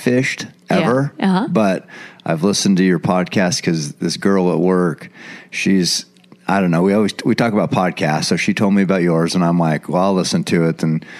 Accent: Eugene, Oregon, United States; I was born and raised right here in Eugene, Oregon. Lived here my whole life.

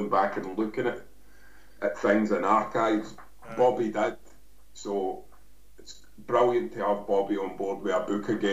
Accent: Livingston, Scotland, United Kingdom; growing up in Livingston and being a young man in Livingston

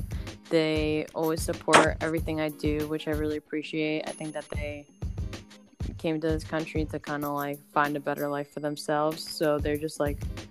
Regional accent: Galloway, New Jersey, United States; moved away as an adult; also born or lived in San Luis Obispo, California; now in Los Angeles, United States; I grew up in New Jersey in a town called Galloway is where I spent majority of my childhood

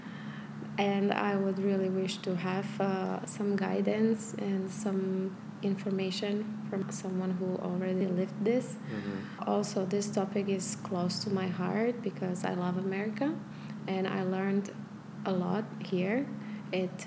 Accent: Prešov, Prešov Region, Slovakia; moved away as an adult; also born or lived in Malta; I was born in Prešov, which is a small town, about 100,000 people

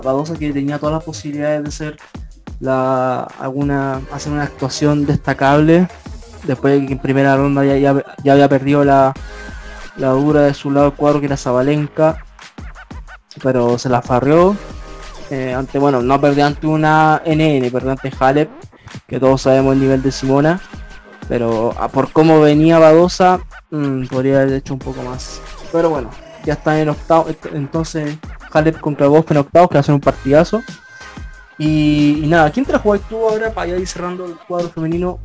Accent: Chile

